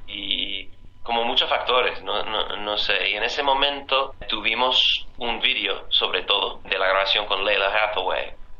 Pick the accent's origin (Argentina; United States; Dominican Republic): United States; Pero como estadounidenses y también como latinos, nuestras raíces sobre todo vienen de África